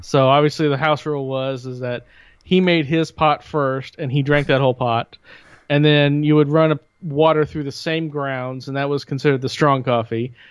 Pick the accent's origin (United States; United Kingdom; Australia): United States; Bloomington; growing up in Bloomington